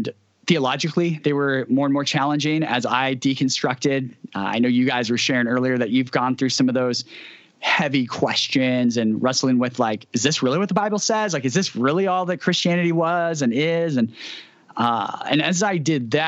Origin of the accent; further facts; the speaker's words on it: near Fresno, Central California, United States; now in Seattle, United States; I grew up in Central California. So near Fresno, that'd be the closest major city, but farmland everywhere